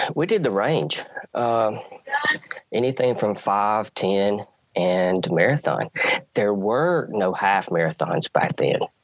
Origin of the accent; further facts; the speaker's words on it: the South, United States; I grew up in the South. Football dominates